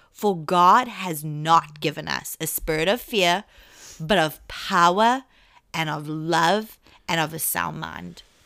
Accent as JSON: {"language": "English", "region": "England", "country": "United Kingdom", "accent": "English English", "said": "I'm English English"}